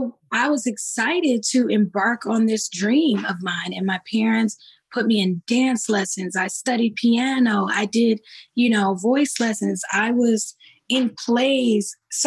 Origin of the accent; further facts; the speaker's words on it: East Orange, New Jersey, United States; I grew up in East Orange, New Jersey, singing in my church home, New Hope Baptist Church.